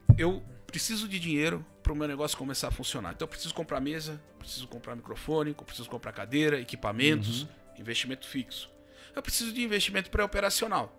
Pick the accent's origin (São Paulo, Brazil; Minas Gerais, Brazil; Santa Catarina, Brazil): São Paulo, Brazil; Ilhabela; moved away as an adult; also born or lived in São José dos Campos; now in Botucatu, Brazil; eu sou natural de Ilhabela, litoral norte de São Paulo